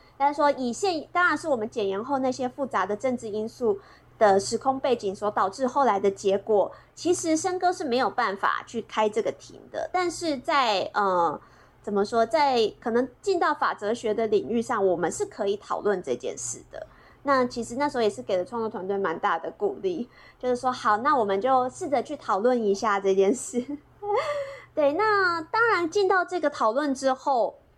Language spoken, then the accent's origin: Chinese; Chiayi, Taiwan; moved away; 我老我老家是嘉义，